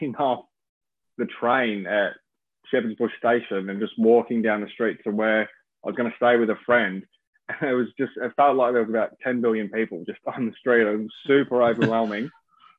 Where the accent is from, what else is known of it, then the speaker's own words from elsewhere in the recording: Melbourne, Victoria, Australia; moved away as an adult; also born or lived in Coolangatta, Gold Coast / London; So I grew up in Melbourne, which is a pretty big city